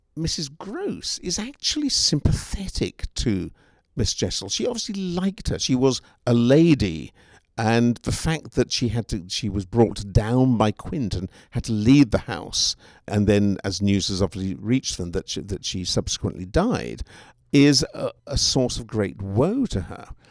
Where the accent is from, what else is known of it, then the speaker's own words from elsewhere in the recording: England, United Kingdom; now in Seattle, United States; as an Englishman myself